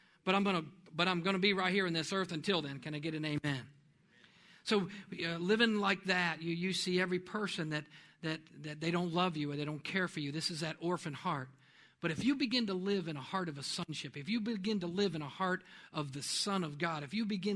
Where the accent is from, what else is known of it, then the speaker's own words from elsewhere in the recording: New York, United States; born there; I didn't come from the right place. I was born up in New York. I'm not from Oklahoma.